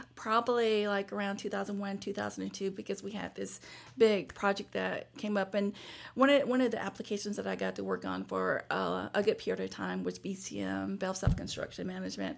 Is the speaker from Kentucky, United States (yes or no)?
no; Bay Springs, Mississippi, United States; also born or lived in Hattiesburg, Mississippi; where I grew up in Bay Springs, Mississippi